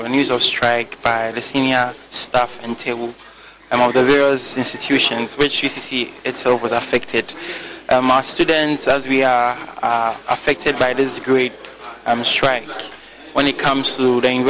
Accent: Sunyani, Bono, Ghana; I'm from Sunyane.

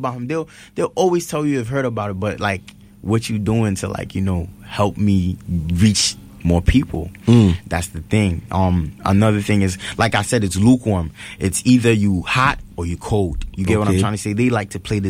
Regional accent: New York City, New York, United States; also born or lived in Mott Haven, Bronx; Bronx, Soundview. I'm from Soundview, but I currently reside in Mount Haven right now

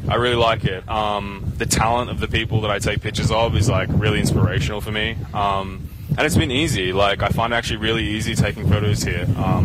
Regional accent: Australia; moved away as an adult; now in Ghana; I guess I moved to Ghana about 3 years ago, originally from Australia.

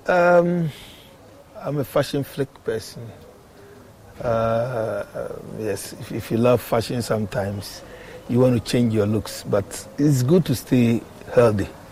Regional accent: Accra, Greater Accra, Ghana; also born or lived in Ashanti Region villages; I was born in Accra.

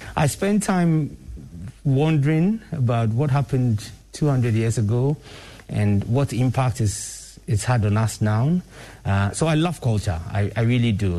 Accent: Ghana; I'm really one of those people who is very, very, very proud to be Ghanaian

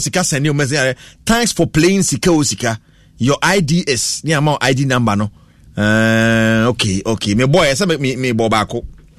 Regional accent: Nungua, Greater Accra, Ghana; I'm coming from Nungwa. I greet my Nungwa YPG members all.

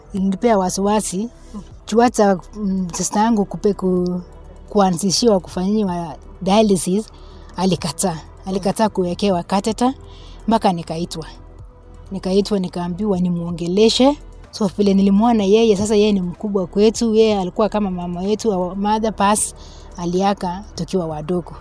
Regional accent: Nandi Hills, Nandi County, Kenya; natoka Nandi Hills upande wa Kipsebo

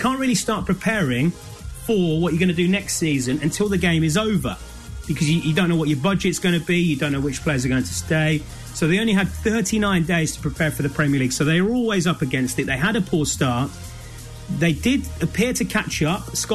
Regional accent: Leicester, East Midlands, United Kingdom; Leicester is my hometown. I used to go and support the club when I was a boy.

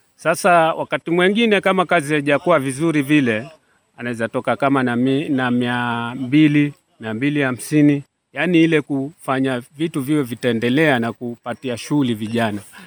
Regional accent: Kenya; Sisi ni Wakenya

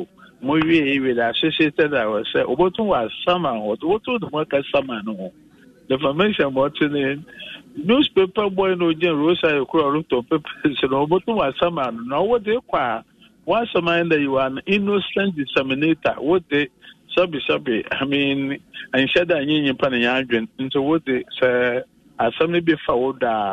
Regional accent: Ghana; as a Ghanaian and as a citizen

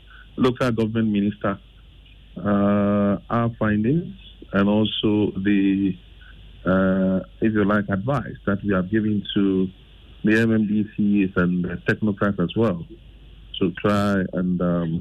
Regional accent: Greater Accra, Ghana; I'm from Ayama so Central, and my assembly has also not been doing well in maintaining circle and its environment.

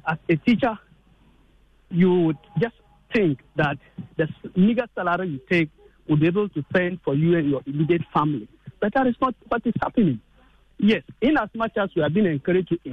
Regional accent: Ghana; as a teacher and as a Ghanaian citizen

